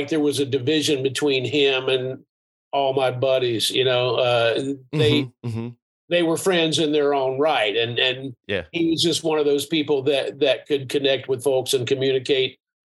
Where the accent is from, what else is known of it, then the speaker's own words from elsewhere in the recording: Asheville, North Carolina, United States; I grew up in a small town. I grew up in Asheville, and that's part of who I am